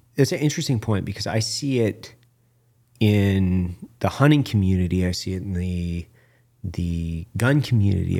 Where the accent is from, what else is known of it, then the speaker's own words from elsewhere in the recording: Clearwater National Forest, Idaho, United States; I grew up in the Clearwater National Forest, which is on the north side of the Clearwater River.